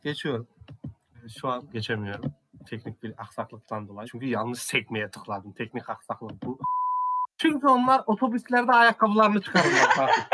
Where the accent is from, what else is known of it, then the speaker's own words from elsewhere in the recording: Central Anatolia, Turkey; also born or lived in Ankara; İç Anadolu'da yaşıyorum. İç Anadolu'da doğdum büyüdüm